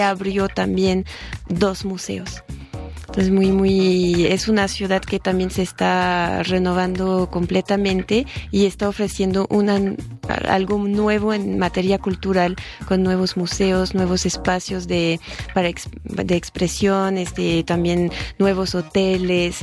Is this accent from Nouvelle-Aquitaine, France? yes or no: no; Bourgogne-Franche-Comté, France; Spanish is a second language; now in Mexico; soy originaria de Franco Condado, que está al noreste, por la frontera con Suiza